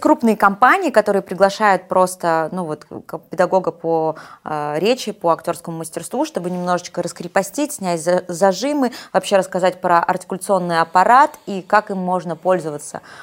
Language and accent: Russian; Nizhny Tagil, Sverdlovsk Oblast, Russia; moved away as an adult; also born or lived in Yekaterinburg / Rostov-on-Don; мы родились в одной практически местности. Я из Нижнего Тагила.